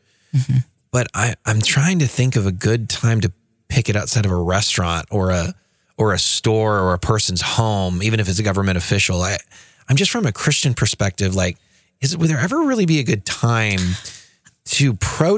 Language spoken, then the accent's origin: English; Oklahoma, United States; I'm from Oklahoma. Well, we're both from Oklahoma